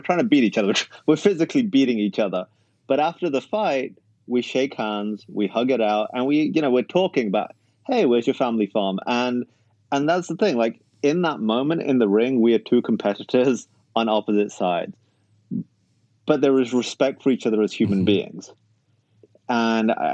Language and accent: English; United Kingdom; moved away as an adult; also born or lived in Canada / United States; when you grow up in an ethnic minority in the UK, like the Pakistani community